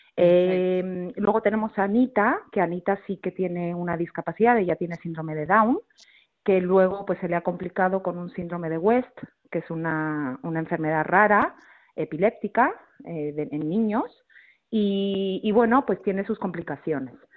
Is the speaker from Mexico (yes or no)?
yes; Mexico; moved away as an adult; also born or lived in Barcelona, Spain; now in Madrid, Spain; yo nací en México, eh, mis papás son españoles, pero, pero nací en México, estuve 20 años viviendo ahí y luego ya me vine a vivir a España